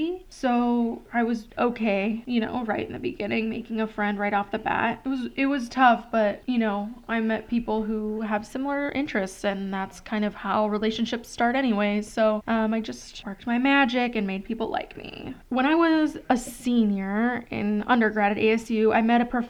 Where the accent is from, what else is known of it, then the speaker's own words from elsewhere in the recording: Gurnee, Illinois, United States; moved away as an adult; now in Arizona, United States; a 4-hour drive from Western to where I grew up in Gurnee, Illinois